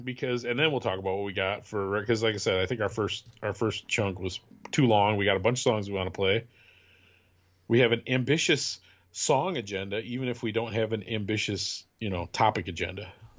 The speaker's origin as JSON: {"language": "English", "region": "Wisconsin", "country": "United States", "tie": "born or raised there", "said": "So this is a song about growing up in Wisconsin."}